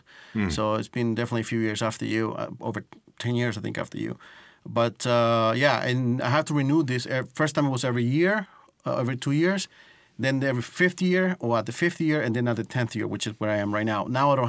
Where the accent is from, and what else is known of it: New York, United States; born or raised there; moved away as an adult; also born or lived in Costa Rica; now in Estonia